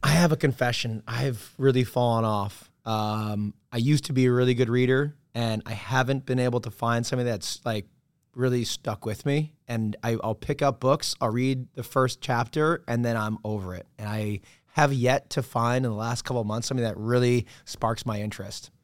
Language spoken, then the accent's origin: English; Ann Arbor, Michigan, United States; moved away as an adult; also born or lived in New York; Midwestern kid from, uh, outside Detroit, town called Ann Arbor, Michigan